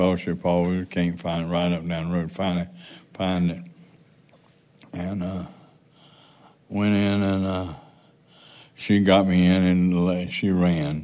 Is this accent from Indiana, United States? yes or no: no; Goldsboro, North Carolina, United States; also born or lived in Greensboro; we grew up together in Goldsboro